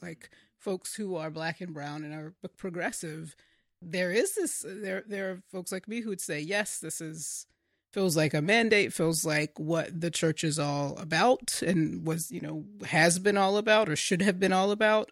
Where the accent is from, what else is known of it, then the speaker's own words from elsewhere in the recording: North Carolina, United States; now in Washington, D.C., United States; the churches that I grew up in, in North Carolina, predominantly black churches